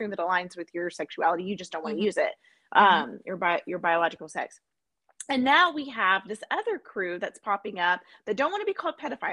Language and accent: English; United States; as an American.